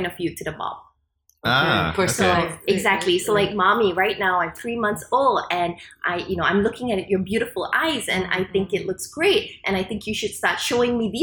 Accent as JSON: {"language": "English", "country": "Singapore", "tie": "born or raised there", "said": "I was a Singaporean and I grew up in Singapore"}